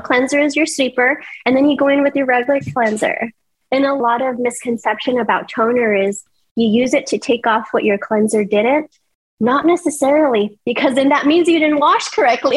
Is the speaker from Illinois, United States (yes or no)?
no; El Paso, Texas, United States; moved away as an adult; now in Houston, United States; I'm not originally from Houston. I come from El Paso